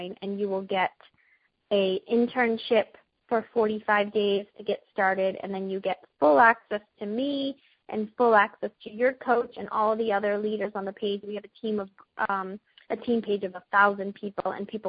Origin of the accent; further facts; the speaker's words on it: Boston, Massachusetts, United States; accent: Boston; In my Boston accent